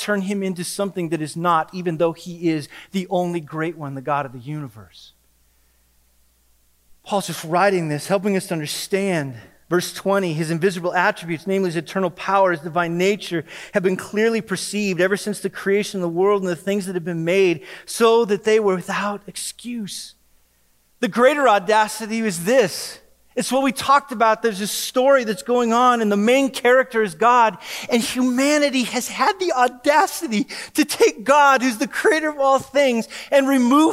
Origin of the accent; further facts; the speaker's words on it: Wyoming, United States; moved away; I'm from Wyoming.